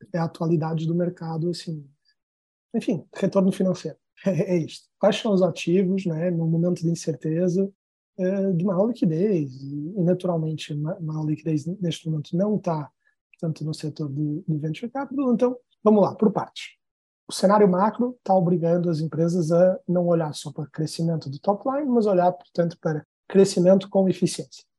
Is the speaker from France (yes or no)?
no; Portugal; moved away as an adult; also born or lived in São Paulo, Brazil / New York, United States; now in Brazil; eu sou português, eu estou no Brasil há uns 10 anos